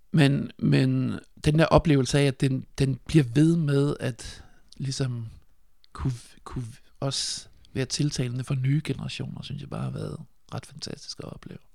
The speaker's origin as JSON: {"language": "Danish", "town": "Nyborg", "region": "Southern Denmark", "country": "Denmark", "tie": "born or raised there", "said": "Jeg er født i 1976, og jeg er vokset op på, jeg er vokset op på Fyn i Nyborg"}